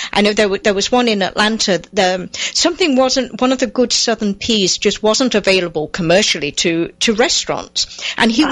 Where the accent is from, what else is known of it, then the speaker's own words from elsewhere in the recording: England, United Kingdom; now in United States; find gardens in England, um, obviously coming from there